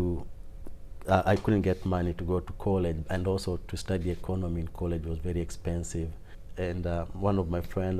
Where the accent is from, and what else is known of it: Nairobi, Kenya; born or raised there; moved away as an adult; also born or lived in Mumias, Kenya; now in Japan